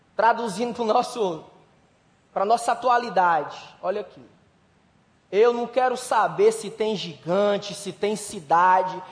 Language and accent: Portuguese; Brazil; a gente é brasileiro